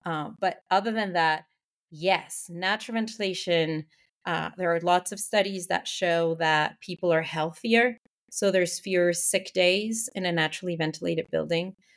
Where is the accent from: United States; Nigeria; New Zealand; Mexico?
Mexico; Mexico City; moved away as an adult; also born or lived in Canada; born and raised in Mexico City